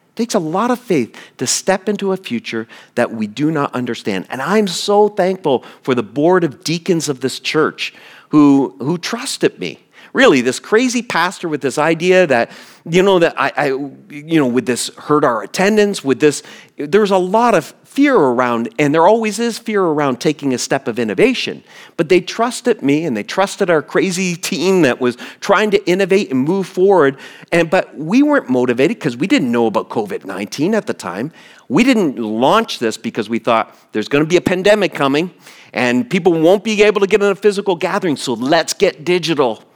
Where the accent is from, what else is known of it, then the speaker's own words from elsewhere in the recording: East Coast, United States; moved away; I grew up on the East Coast, on the Atlantic Ocean. The city I grew up in is a, got a big port.